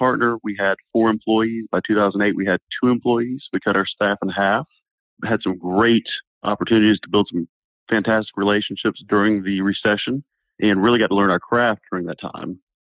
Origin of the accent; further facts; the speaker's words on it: Snellville, Georgia, United States; also born or lived in Minnesota / Massachusetts; I was born in Minnesota, but moved here at age 6 months and grew up in Snellville, Georgia.